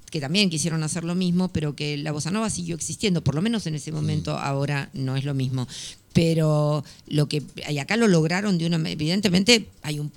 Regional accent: Buenos Aires, Argentina; baila tan bien como cualquier porteño o porteña o bonaerense, mm. como, en mi caso.

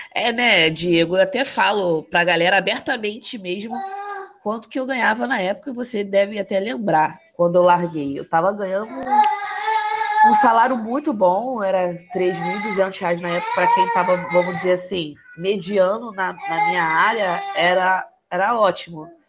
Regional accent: Rio de Janeiro, Brazil; also born or lived in Complexo da Maré, Rio de Janeiro / Penha, Rio de Janeiro; Saí de São Cristóvão, casa de papai e mamãe, fui morar lá no Complexo da Maré.

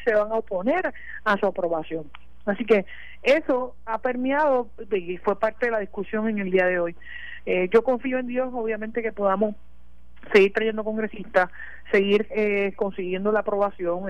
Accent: Puerto Rico; todos como puertorriqueños

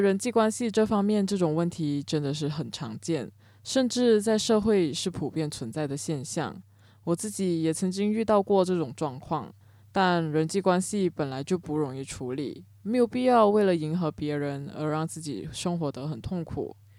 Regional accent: Cameron Highlands, Pahang, Malaysia; 我的家乡金马伦也是个容易发生水灾的地方，奶奶家甚至是在河边，每到梅雨季节都会担心家里淹水

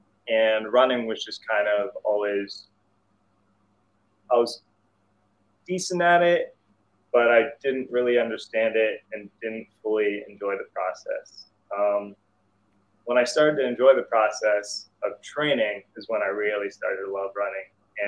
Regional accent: Salem, Ohio, United States; also born or lived in Morocco; I was born in Morocco. And so my dad's from Salem, Ohio. And then around the mid-90s, he decided he wanted to live back in the U.S. So we moved to good old Salem, Ohio.

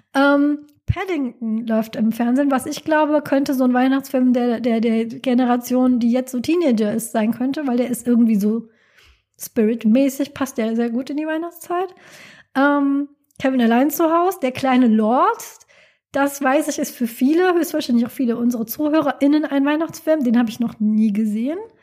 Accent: Rhineland, Germany; in der Gegend, wo ich herkomme, ist also Rheinland

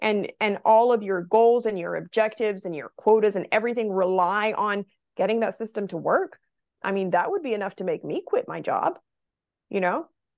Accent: Brazil; English is a second language; now in United States; So I'm originally from Brazil.

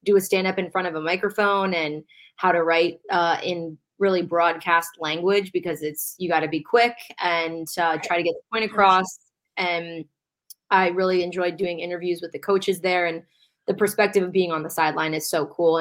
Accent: Baltimore, Maryland, United States; I grew up here in Baltimore

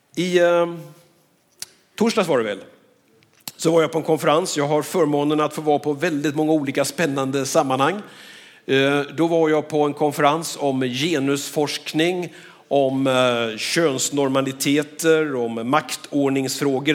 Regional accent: Skövde, Västra Götaland, Sweden; Jag är född och uppvuxen här i Skövde

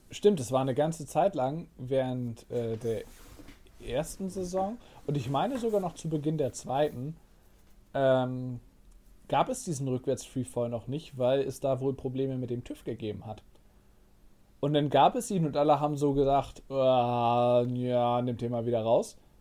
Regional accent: Northern Germany, Germany; wir kommen aus Norddeutschland

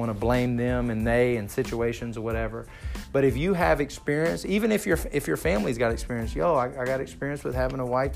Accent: Texas, United States; I'm from Texas.

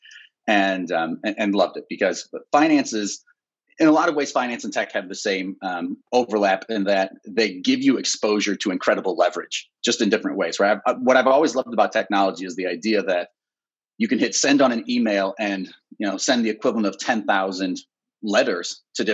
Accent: Ohio, United States; moved away; also born or lived in Chicago; Born and raised in Ohio

